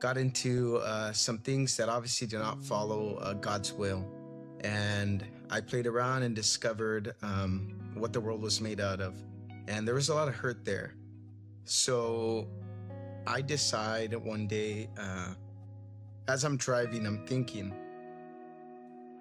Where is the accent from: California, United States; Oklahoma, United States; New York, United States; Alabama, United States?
California, United States; Fillmore; I was born and raised in Fillmore